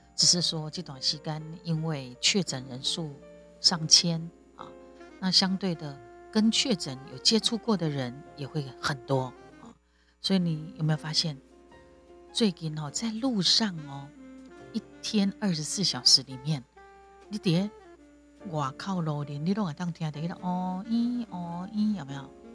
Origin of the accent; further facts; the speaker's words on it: Taiwan; 我是台湾人的角度分享我的所见所闻